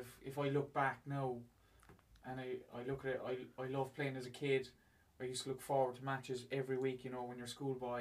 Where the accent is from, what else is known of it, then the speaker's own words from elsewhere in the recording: Ireland; I grew up in Carrick Navarre, and basically, you know, it's a big GA town